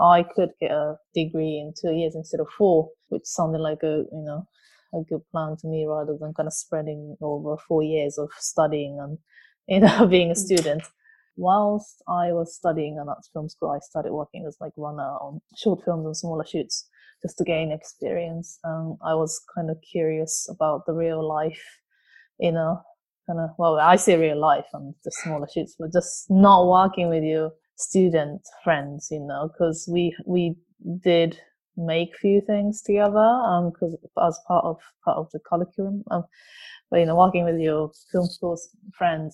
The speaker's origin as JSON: {"language": "English", "country": "Japan", "second_language": "English", "moved": "as an adult", "lives_now": "London, United Kingdom", "said": "I'm originally from Japan. I moved here about 14 years ago. I moved to London about 14 years ago."}